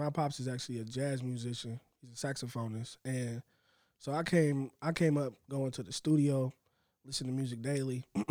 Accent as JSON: {"language": "English", "town": "Indianapolis", "region": "Indiana", "country": "United States", "said": "I'm from Indianapolis."}